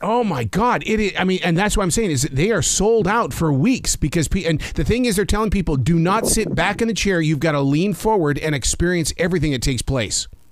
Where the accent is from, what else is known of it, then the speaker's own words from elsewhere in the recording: Montana, United States; I'm from Montana